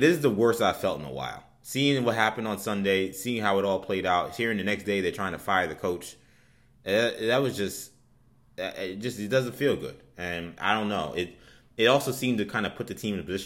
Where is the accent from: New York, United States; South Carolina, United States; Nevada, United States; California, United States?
New York, United States; New York City; as a New Yorker, knowing the Greek population in New York